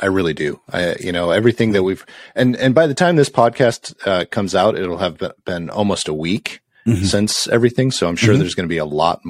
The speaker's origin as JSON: {"language": "English", "country": "United States", "said": "I mean, we're American."}